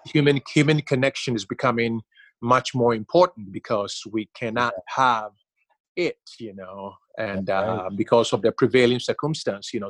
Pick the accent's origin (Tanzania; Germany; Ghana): Ghana; growing up in Ghana